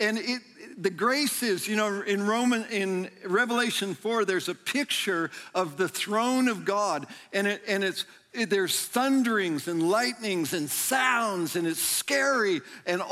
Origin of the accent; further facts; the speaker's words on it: near Yosemite National Park, California, United States; I grew up near Yosemite National Park